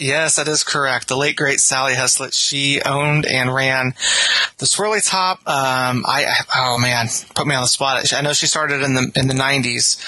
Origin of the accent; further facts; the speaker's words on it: St. Marys, Kansas, United States; So I'm from St. Mary's, which is, um, a little ways down Highway 24 from Rossville, about five minutes away.